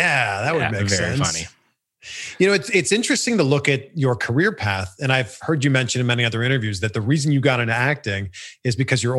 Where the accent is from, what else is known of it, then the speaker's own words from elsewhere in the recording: Pickering, Ontario, Canada; I grew up just outside of Toronto. I grew up in a city called Pickering, Ontario.